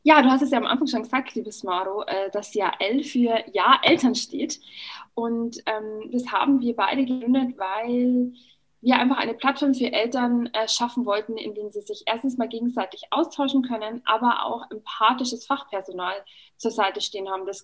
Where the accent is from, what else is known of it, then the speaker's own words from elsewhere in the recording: Bavaria, Germany; Ich habe zwei Kinder. Ich komme aus der Oberpfalz und bin Bloggerin und Kolumnistin.